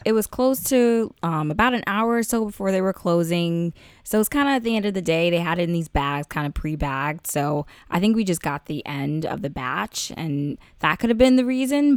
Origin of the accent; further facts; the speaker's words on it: New York, United States; I'm a New Yorker.